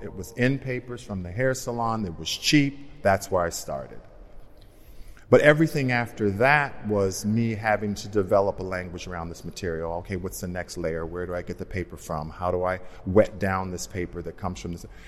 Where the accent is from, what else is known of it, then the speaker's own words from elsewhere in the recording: Los Angeles, California, United States; Being, being African American, being from South Central, being a hairdresser